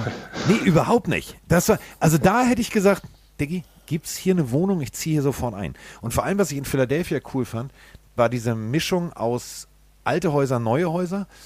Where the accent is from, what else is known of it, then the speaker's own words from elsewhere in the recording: Hamburg, Germany; ich komme aus Hamburg